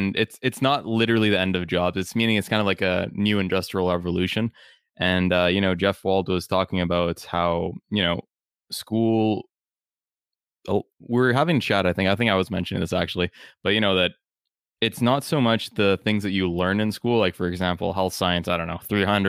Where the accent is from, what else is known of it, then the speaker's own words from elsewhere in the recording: Canada; if you're from Uganda and I grew up in Canada and we meet each other and talk